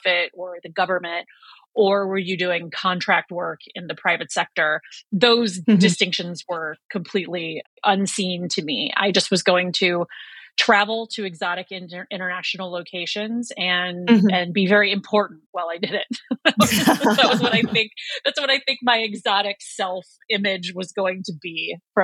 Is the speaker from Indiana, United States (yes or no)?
yes; northwest Indiana, United States; I grew up in a very small town in northwest Indiana